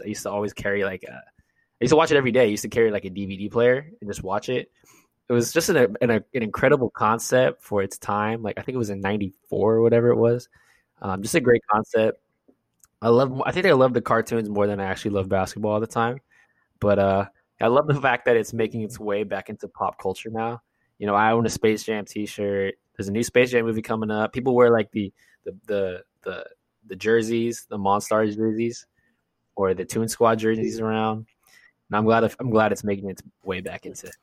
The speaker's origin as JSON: {"language": "English", "region": "California", "country": "United States", "said": "We're from California"}